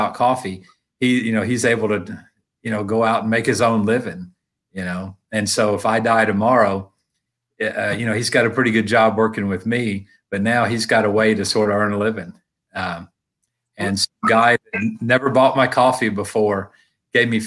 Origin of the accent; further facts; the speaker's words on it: Tennessee, United States; I'm from Tennessee